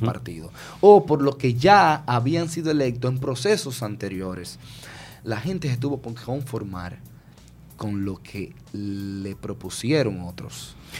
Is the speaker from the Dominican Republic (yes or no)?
yes; Dominican Republic; somos los dominicanos y dominicanas